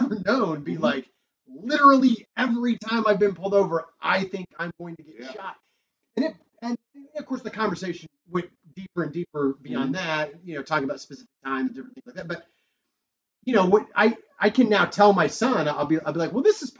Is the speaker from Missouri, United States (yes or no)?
yes; Raytown, Missouri, United States; I grew up in Raytown